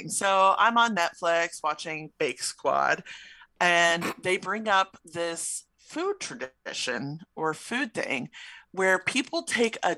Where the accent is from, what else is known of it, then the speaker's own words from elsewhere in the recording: Chicago, Illinois, United States; It's something I grew up with in Chicago.